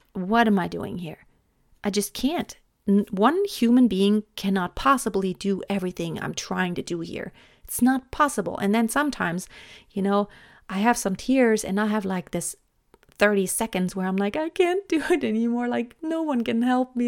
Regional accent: Germany; English is a second language; moved away as an adult; also born or lived in United States; English may not be my native language, but I love speaking English. Um, I am from Germany

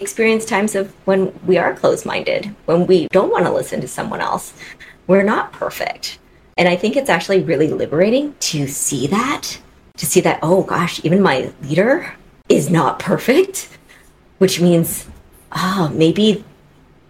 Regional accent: Seattle, Washington, United States; I came back to Seattle, which is my hometown

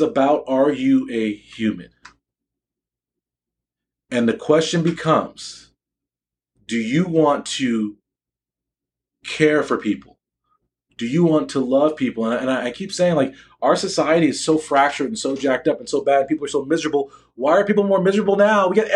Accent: United States; I'm black American. I'm not African American

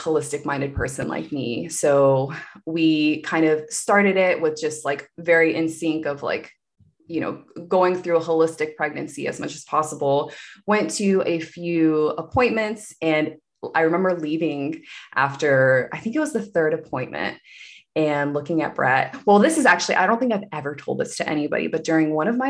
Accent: Wilmington, North Carolina, United States; moved away as an adult; also born or lived in Seattle, Washington; now in Los Angeles, United States; moving back to Wilmington, my hometown, with my parents

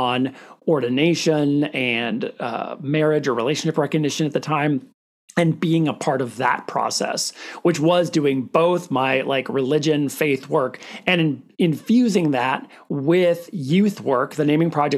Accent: Minnesota, United States; I'm from a teeny tiny town in northern Minnesota, close to International Falls

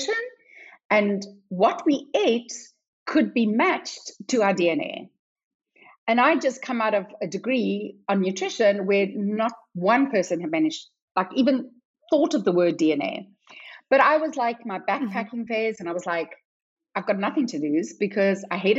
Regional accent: South Africa; moved away as an adult; also born or lived in London; because I'm South African

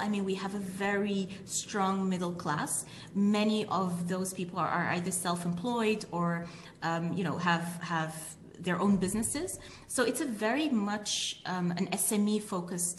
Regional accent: Switzerland; also born or lived in United Kingdom / United Arab Emirates; all three of us were born and brought up in Switzerland, and not in one of the fancy places like Zurich or Geneva, but really in proper rural Switzerland.

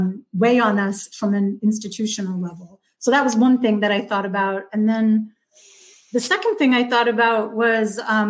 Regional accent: Westchester County, New York, United States; I grew up in Westchester County, north of New York City

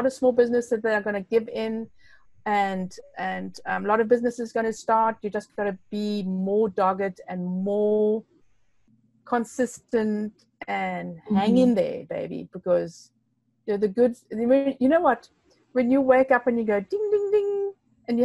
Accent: Namibia; English is a second language; I'm from Namibia, so it's a bit strange, you know. So I've got like three languages, I think about four languages.

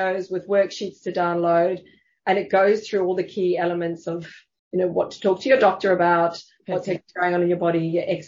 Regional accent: South Africa; also born or lived in Germany (family); now in Sydney, Australia; I grew up in South Africa

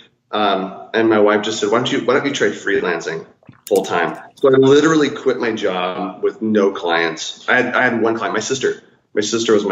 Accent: United States; also born or lived in North Dakota / South Dakota / Sioux Falls, South Dakota; I grew up in North Dakota and South Dakota, kind of split time between the two states

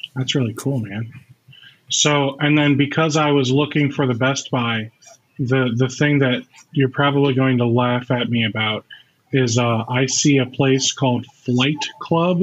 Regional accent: United States; as an American

